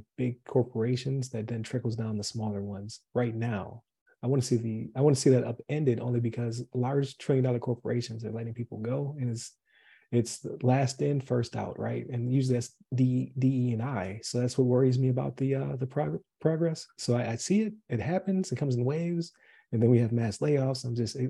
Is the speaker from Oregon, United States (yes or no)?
no; Buffalo, New York, United States; moved away as an adult; I'm from Buffalo